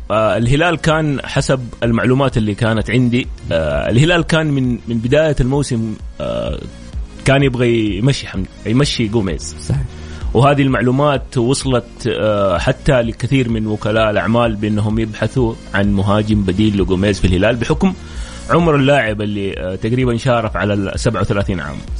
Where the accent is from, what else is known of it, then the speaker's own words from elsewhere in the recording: Saudi Arabia; لنا احنا ك ك كسعوديين